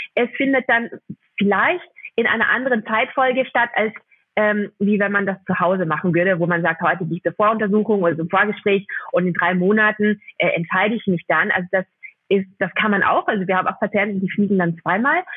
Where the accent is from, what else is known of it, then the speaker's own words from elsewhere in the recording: Austria; accent: Austrian; ich bin eigentlich Österreicherin, das hört man vielleicht durch den Podcast ein bisschen